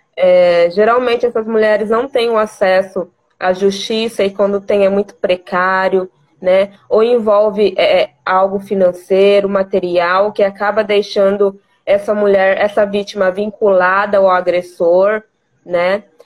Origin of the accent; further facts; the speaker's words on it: Vila Bela da Santíssima Trindade, Mato Grosso, Brazil; sou natural de Vila Bela da Santíssima Trindade, terra de Teresa de Benguela e a primeira capital do estado de Mato Grosso